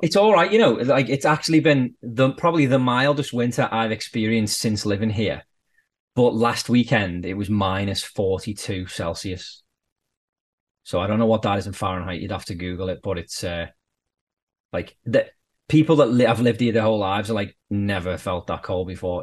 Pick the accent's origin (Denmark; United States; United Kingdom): United Kingdom; Birkenhead, North West England; moved away as an adult; now in Canada; I'm from the Wirral, which is across the water from Liverpool. It's basically the same. And he was like, oh, where about on the Wirral? And I was like, Birkenhead.